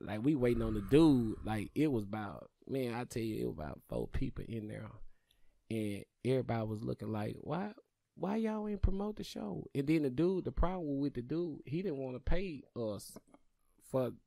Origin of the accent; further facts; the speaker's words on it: Paterson, Mississippi, United States; moved away; my hometown